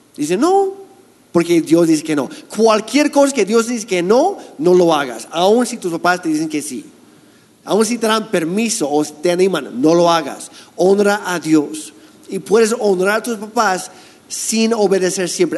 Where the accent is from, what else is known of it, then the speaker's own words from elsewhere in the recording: Canada; now in Mexico; yo soy canadiense